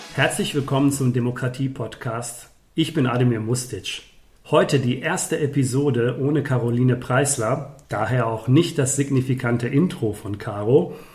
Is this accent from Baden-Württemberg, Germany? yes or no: no; Dorsten, North Rhine-Westphalia, Germany; hier in unserer wunderschönen Kommune Dorsten, wo ich herkomme